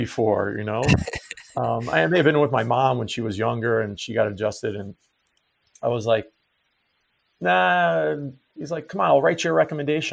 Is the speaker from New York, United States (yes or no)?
yes; Long Island, New York, United States; moved away as an adult; I grew up in Long Island, New York